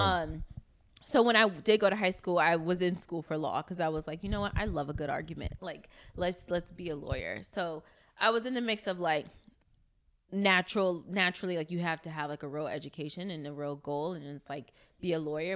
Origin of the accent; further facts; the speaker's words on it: New York City, New York, United States; moved away as an adult; now in Los Angeles, United States; I'm from Brooklyn, New York. Um, was raised in East New York